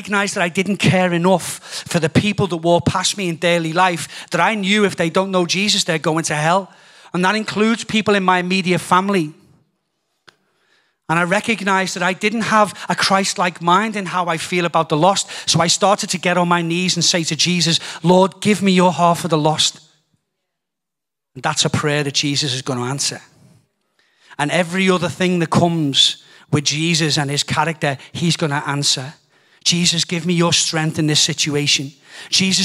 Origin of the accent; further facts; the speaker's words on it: United Kingdom; also born or lived in Donegal, Ireland (family); being British